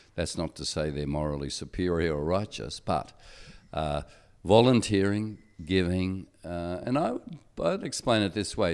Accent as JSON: {"language": "English", "country": "Australia", "said": "I'm Australian and my passport gives me privileges"}